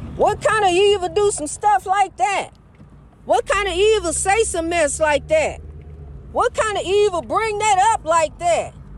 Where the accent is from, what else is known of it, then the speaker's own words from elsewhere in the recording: East St. Louis, Illinois, United States; my hometown of East St. Louis.